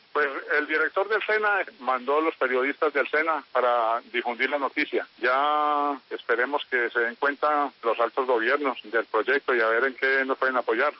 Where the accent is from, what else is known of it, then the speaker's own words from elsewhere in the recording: Santa Rosa de Cabal, Risaralda, Colombia; Yo soy eh, nacido y criado en Santa Rosa de Cabal